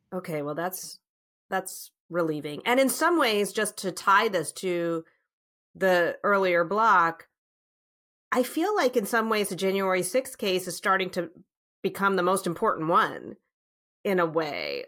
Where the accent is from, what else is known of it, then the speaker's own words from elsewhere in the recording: Virginia, United States; my sister and I, our, all our friend, we grew up in Virginia